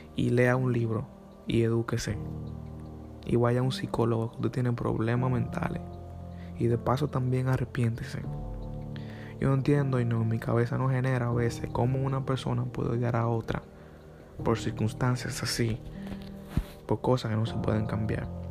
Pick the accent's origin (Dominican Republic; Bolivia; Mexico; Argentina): Dominican Republic; A los dominicanos nos pasa casi igual cuando llegamos a Estados Unidos.